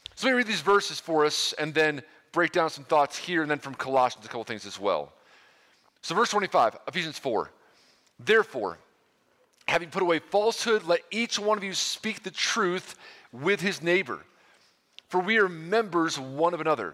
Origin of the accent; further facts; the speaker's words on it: New York, United States; now in Ohio, United States; I'm from New York originally